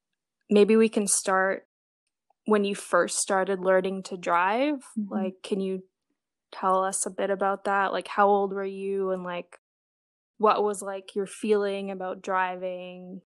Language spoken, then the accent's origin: English; Montreal, Quebec, Canada; So we're both from Montreal.